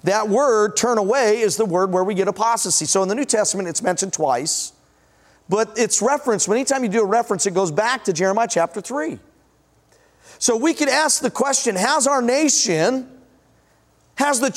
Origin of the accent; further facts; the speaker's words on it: Denver, Colorado, United States; moved away; also born or lived in Washington; I was born in Denver